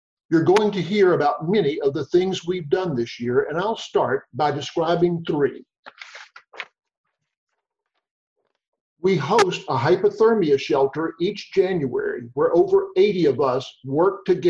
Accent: Mississippi, United States; moved away; Growing up in Mississippi in the 50s gave me firsthand knowledge of the inequities of life.

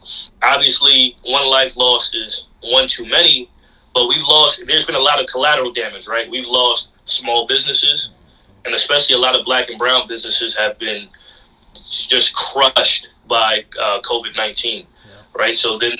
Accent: Jamaica; You know, I'm Caribbean, I'm Jamaican, but I still rep, you know, yeah.

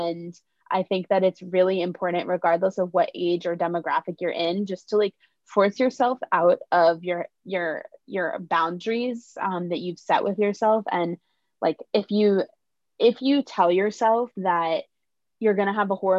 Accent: New York City, New York, United States; I'm from New York City

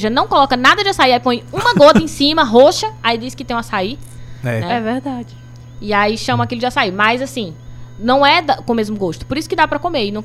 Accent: Belém, Pará, Brazil; moved away; eu sou do Belém do Pará

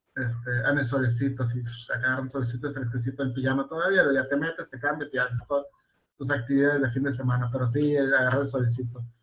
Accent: Mexico; also born or lived in Mexicali; somos una sociedad mexicana

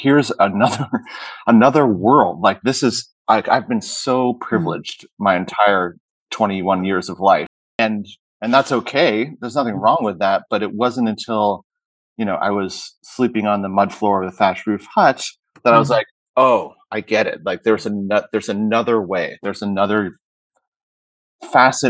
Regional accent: Hanover, New Hampshire, United States; moved away as an adult; also born or lived in Middlebury, Vermont / Southern California; So I was born in Middlebury, Vermont, grew up in Hanover, New Hampshire

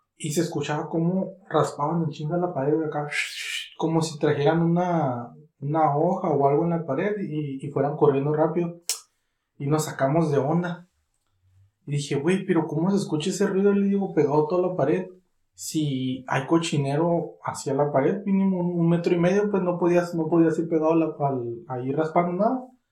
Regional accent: Catemaco, Veracruz, Mexico; mi pueblo

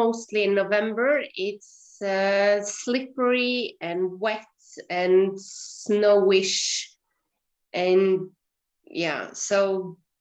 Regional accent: Hareid, Møre og Romsdal, Norway; I grew up in Hareid, which is a small island outside of Ålesund at the west coast of Norway

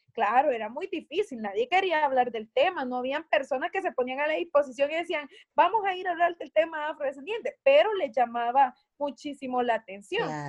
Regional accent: Atiquizaya, Ahuachapán, El Salvador; acá en mi pueblo de Atiquizaya, donde soy.

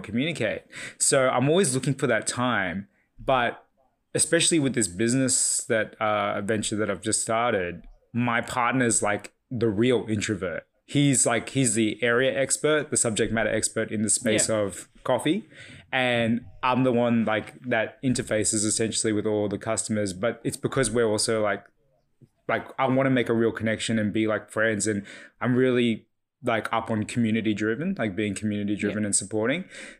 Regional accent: Ryde, New South Wales, Australia; Yeah, so I was born and raised here in Bryde, Sydney, so just northwestern suburbs area. My background is Fijian Chinese.

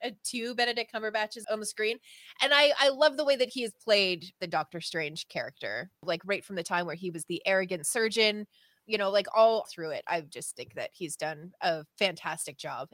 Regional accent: the Maritimes, Canada; from the Maritimes uh, in Canada, which is like the East Coast, so Nova Scotia, New Brunswick, Prince Edward Island.

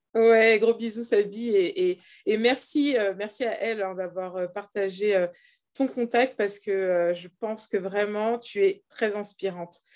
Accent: Cameroon; mon pays d'origine, le Cameroun

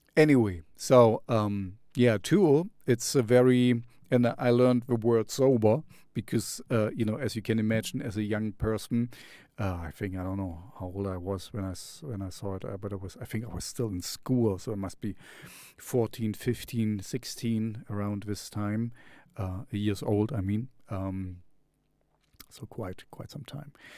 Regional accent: East Germany, Germany; English is a second language; I grew up in East Germany, so we had the Sandmännchen

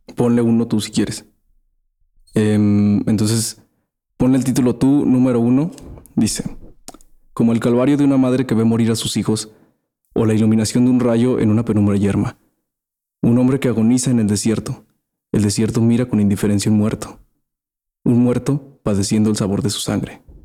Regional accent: Aguascalientes, Mexico; somos de Aguascalientes

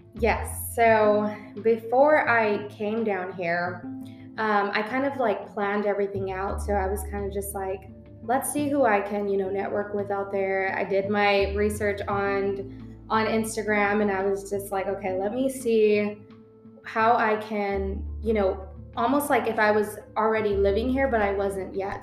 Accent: San Antonio, Texas, United States; moved away as an adult; now in Dallas, United States; San Antonio was my hometown. I grew up there.

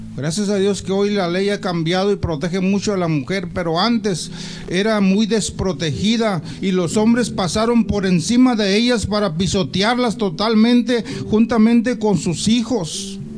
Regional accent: Mexico; nosotros como mexicanos

